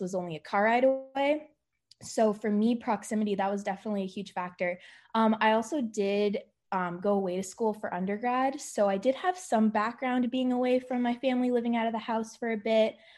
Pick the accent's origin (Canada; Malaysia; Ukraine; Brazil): Canada; Ontario; moved away as an adult; now in Indianapolis, United States; I'm from Ontario, Canada.